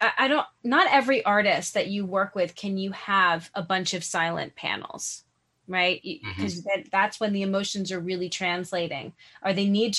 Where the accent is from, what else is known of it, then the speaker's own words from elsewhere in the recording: New York City, New York, United States; I grew up in New York City